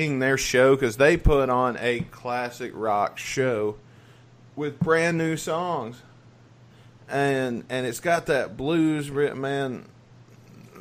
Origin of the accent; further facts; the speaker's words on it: the South, United States; I was lucky enough to be from the South